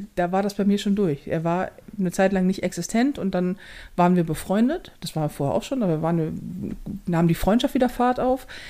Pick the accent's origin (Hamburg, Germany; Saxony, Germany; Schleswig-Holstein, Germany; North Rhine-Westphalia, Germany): Hamburg, Germany; hier bei uns in Hamburg